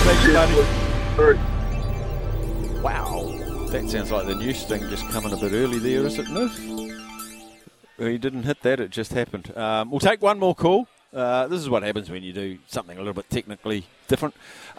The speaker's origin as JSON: {"language": "English", "town": "Palmerston North", "region": "Manawatū-Whanganui", "country": "New Zealand", "tie": "born or raised there", "also_born_or_lived": "Gisborne", "moved": "yes", "lives_now": "Auckland, New Zealand", "said": "I grew up in Palmy, and I was born on the corner of Stafford Street and Palmerston Street in Gisborne."}